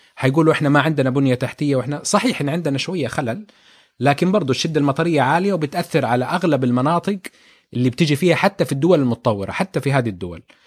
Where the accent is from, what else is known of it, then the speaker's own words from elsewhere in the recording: Jeddah, Makkah Province, Saudi Arabia; احنا في جده